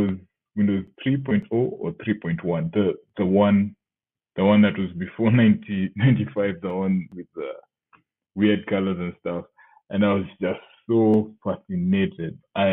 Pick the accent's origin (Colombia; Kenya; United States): Kenya; Nakuru, Nakuru County; I grew up in Nakuru, which is about 180 kilometers away from Nairobi.